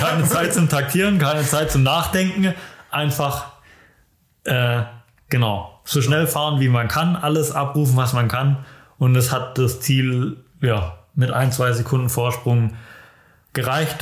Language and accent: German; Germany; Ich als Deutscher